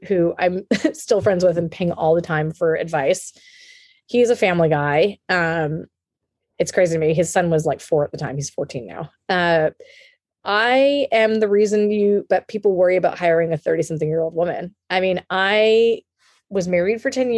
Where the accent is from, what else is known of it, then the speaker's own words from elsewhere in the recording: United States; now in California, United States; I'm Indian American